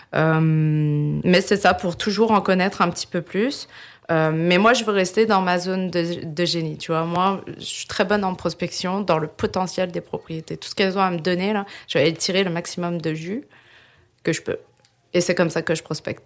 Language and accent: French; France; moved away as an adult; now in Quebec, Canada; je suis née en France et euh, je suis au Québec depuis 2011